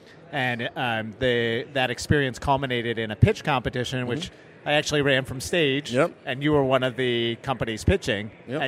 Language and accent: English; Boston, Massachusetts, United States; I'm from Boston.